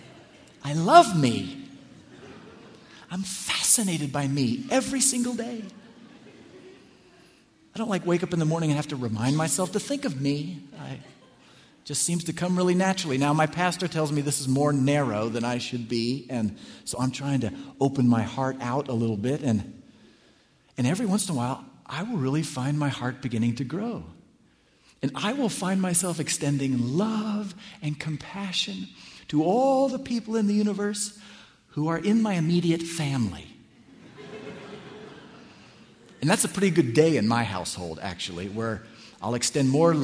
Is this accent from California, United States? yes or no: yes; California, United States; moved away as an adult; now in Washington, D.C., United States; I grew up here in California